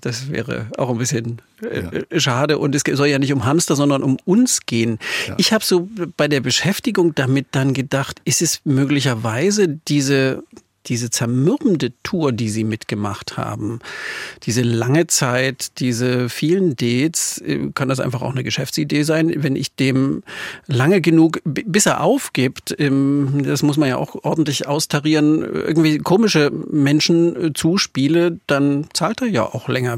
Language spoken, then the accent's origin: German; Saxony, Germany; accent: Saxon; meine sächsisch geprägten Ohren